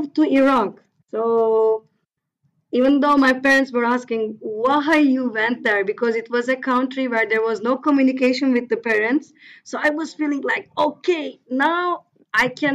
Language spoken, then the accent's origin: English; Turkey; English is a second language; I am originally from Turkey, but my family roots are also quite mixed